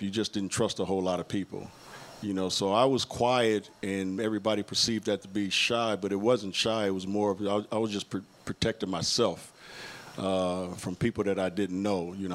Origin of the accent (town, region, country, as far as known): Inglewood, California, United States; born or raised there; also born or lived in Utah